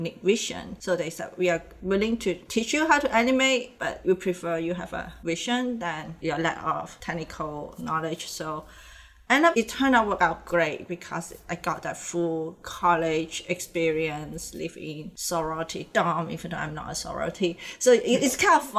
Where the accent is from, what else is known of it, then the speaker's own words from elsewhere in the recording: Hong Kong; moved away; also born or lived in Indonesia; I'm from Hong Kong. I grew up in Hong Kong, but my family, they are from Indonesia